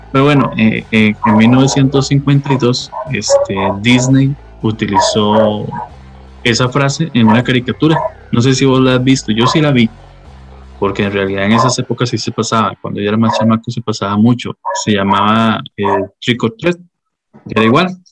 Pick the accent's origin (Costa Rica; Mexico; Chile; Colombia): Costa Rica; los que somos costarricenses